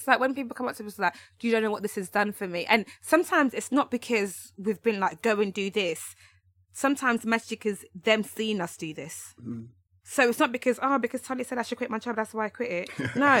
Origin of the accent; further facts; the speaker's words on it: London, United Kingdom; because we're all from London, it's very London centric.